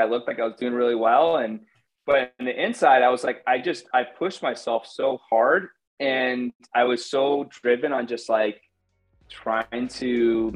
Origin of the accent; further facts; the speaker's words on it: Connecticut, United States; now in New York City, United States; I'm born and raised in Connecticut, but I live in New York City now.